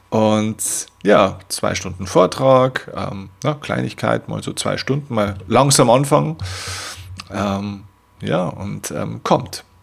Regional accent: Vilsbiburg, Bavaria, Germany; habe dann in meiner Heimatstadt Vilsbiburg, eine kleine 10.000, damals 10.000 Einwohner, äh, Gemeinde den größten Kinosaal

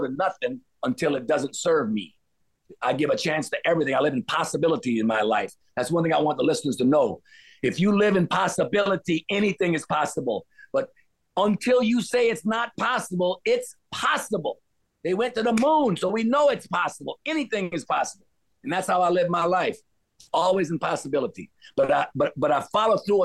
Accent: Louisiana, United States; also born or lived in Cayman Islands; I grew up in the South, Louisiana

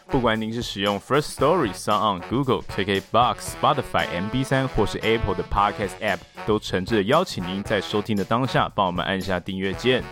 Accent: near Bitan Suspension Bridge, New Taipei, Taiwan; 我的家乡在碧潭吊桥那附近

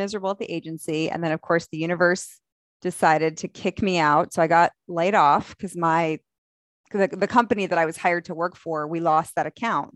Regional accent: the North, United States; now in Dallas, United States; I was from the North

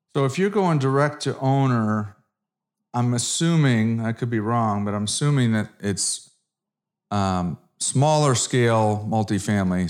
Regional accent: Connecticut, United States; moved away as an adult; now in Dallas, United States; I'm an East Coast guy from Connecticut

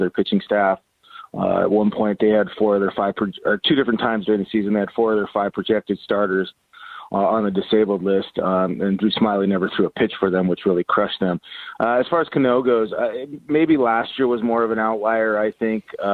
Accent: Havre, Montana, United States; growing up in Haver, small town

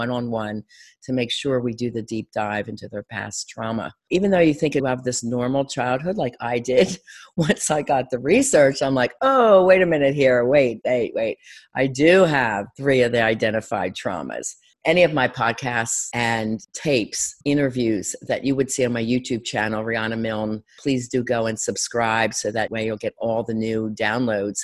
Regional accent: Delray Beach, Florida, United States; my hometown at Delray Beach area, Florida.

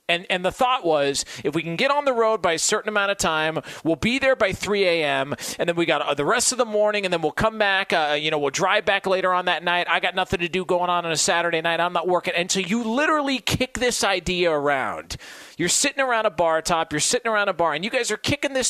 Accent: Southern California, United States; growing up in Southern California, in the area I'm

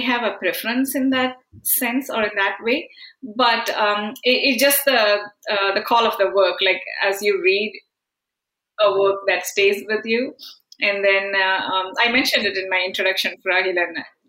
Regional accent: Canada; from Canada.

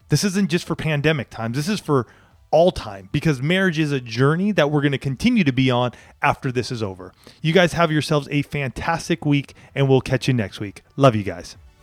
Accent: San Diego, California, United States; I grew up here in Southern California

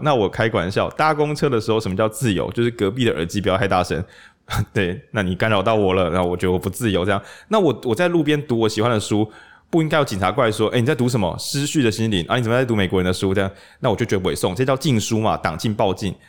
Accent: Changhua County, Taiwan; 因为我长话人

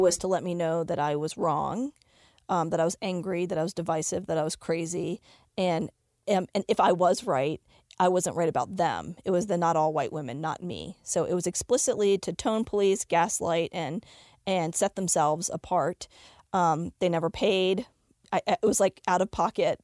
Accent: Richmond, Virginia, United States; born or raised there; now in Denver, United States

